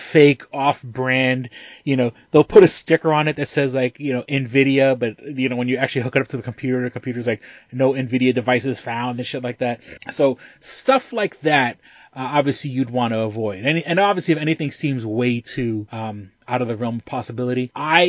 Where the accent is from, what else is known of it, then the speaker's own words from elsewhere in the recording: New York City, New York, United States; now in Rochester, United States; growing up in New York City during 9/11, you know, I was 3 miles away from the towers when they fell